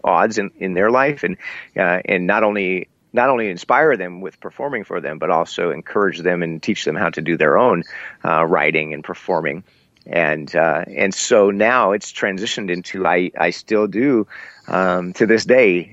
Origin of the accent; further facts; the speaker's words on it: Iowa, United States; also born or lived in Seattle, Washington, United States; we relocated from Seattle to Iowa